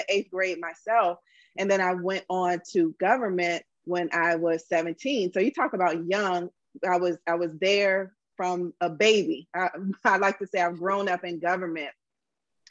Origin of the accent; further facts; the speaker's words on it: Washington, District of Columbia, United States; I'm from Washington, D.C., super Black upbringing, Black teachers from day one